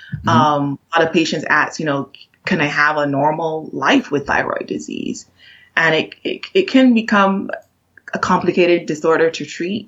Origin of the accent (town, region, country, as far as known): Barbados; moved away as an adult; now in United States